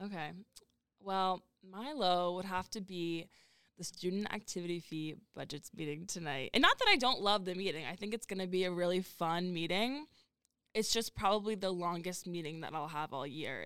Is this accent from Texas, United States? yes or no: no; Massachusetts, United States; moved away as an adult; I'm from Mass